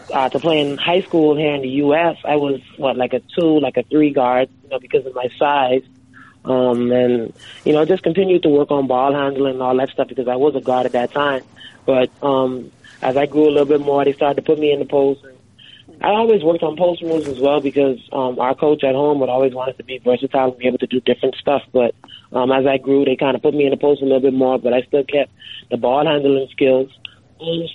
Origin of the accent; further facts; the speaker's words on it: Freeport, Grand Bahama, Bahamas; moved away; growing up in the Bahamas